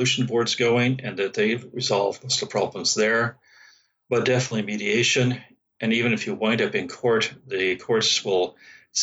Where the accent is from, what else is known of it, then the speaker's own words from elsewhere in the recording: San Francisco Bay Area, California, United States; I'm from the San Francisco Bay Area